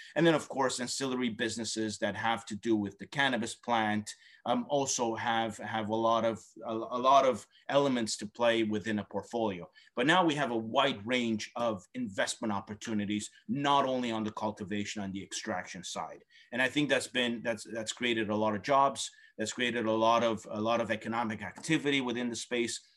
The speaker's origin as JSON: {"language": "English", "country": "Canada", "said": "as a Canadian"}